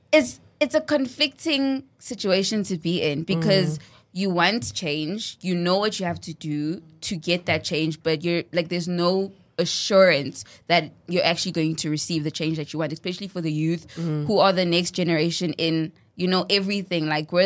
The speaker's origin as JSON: {"language": "English", "area": "East Rand", "region": "Gauteng", "country": "South Africa", "said": "I'm 22 and I'm from the East Rand of Johannesburg, which is the best rand, in my opinion."}